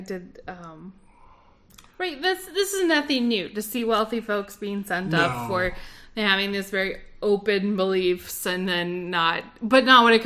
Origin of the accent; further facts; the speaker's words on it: North Carolina, United States; accent: Southern; I'm from North Carolina.